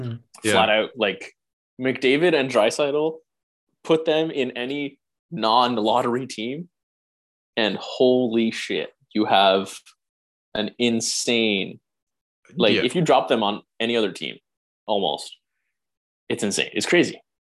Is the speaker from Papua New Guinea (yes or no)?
no; Canada